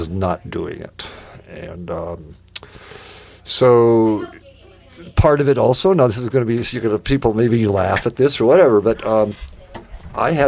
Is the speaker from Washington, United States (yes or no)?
yes; Eastern Washington, United States; I grew up in Eastern Washington